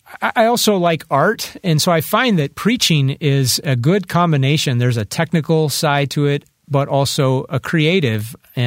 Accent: North Dakota, United States; born there; also born or lived in Nebraska / Colorado / Ohio / Alabama; I was born in North Dakota, and we were stationed at that base 3 different times on 3 separate occasions.

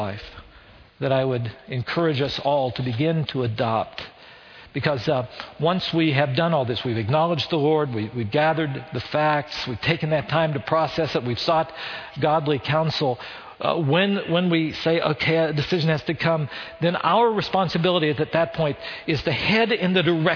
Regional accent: West Virginia, United States; accent: West Virginia; moved away as an adult; also born or lived in Chicago; With my West Virginia accent, 18-year-old

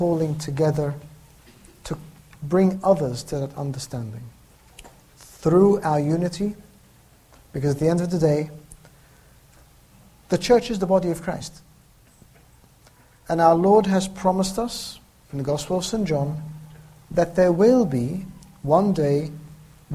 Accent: Egypt; moved away; I was born in Egypt

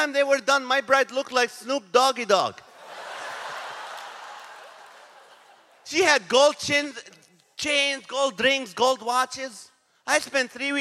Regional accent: Nazareth, Northern District, Israel; now in United States; I was born in the city of Nazareth in Israel.

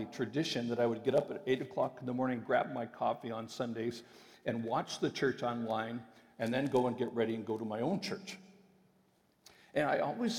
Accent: Western Canada, Canada; I'm from Western Canada

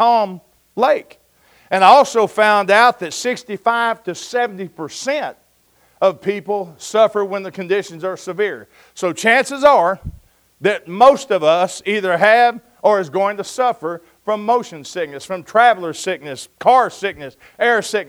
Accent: Oklahoma, United States; I'm from Oklahoma. We call that a storm

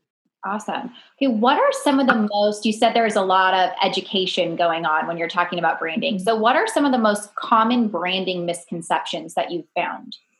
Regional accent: Bakersfield, California, United States; moved away; Bakersfield, California, which is actually my hometown

